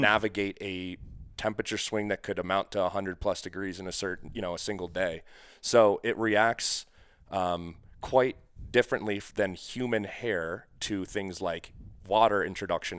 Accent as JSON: {"language": "English", "region": "New England", "country": "United States", "moved": "yes", "said": "I'm actually from New England originally."}